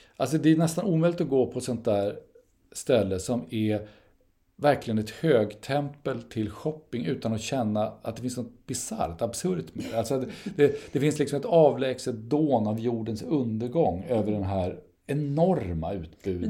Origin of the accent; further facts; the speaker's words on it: Sweden; vi är särskilt annorlunda svenskar